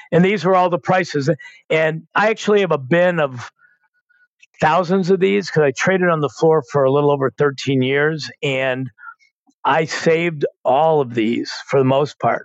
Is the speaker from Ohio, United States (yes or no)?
no; Chicago, Illinois, United States; I grew up in Chicago